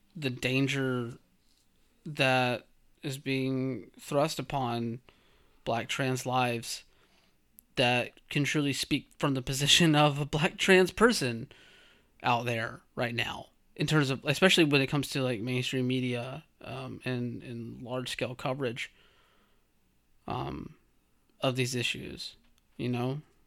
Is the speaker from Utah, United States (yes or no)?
no; rural Georgia, United States; I'm from Bumfuck, Georgia